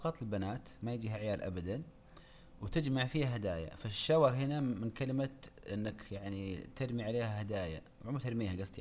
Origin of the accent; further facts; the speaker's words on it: Saudi Arabia; ليت عندنا في السعوديه وحده نبغى نسوي قريه بدون رجال